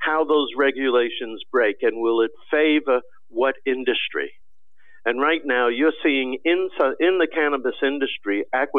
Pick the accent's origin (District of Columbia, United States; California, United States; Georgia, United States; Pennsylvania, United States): District of Columbia, United States; Washington; I'm in Washington. I grew up in Washington.